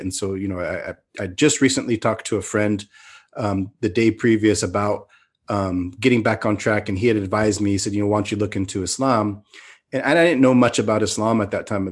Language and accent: English; Mountain View, California, United States; moved away as an adult; now in Turkey; I grew up in in California, in the Bay Area, in the the mid '70s. I was born in 1973 in Mountain View, California